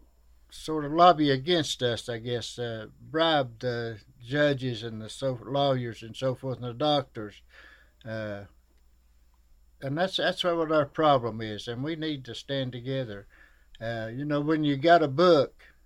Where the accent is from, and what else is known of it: Shelby Gap, Kentucky, United States